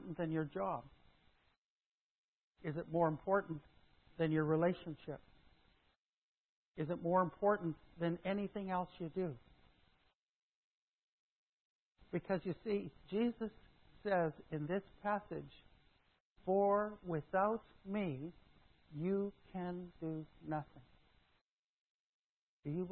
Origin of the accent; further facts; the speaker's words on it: Saskatchewan, Canada; moved away; also born or lived in Modesto, California / Mill Valley, California; I grew up in Saskatchewan.